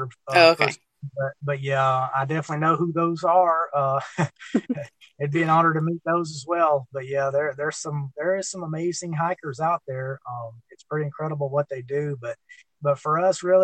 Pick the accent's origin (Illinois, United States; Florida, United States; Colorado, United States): Florida, United States; right here in my home state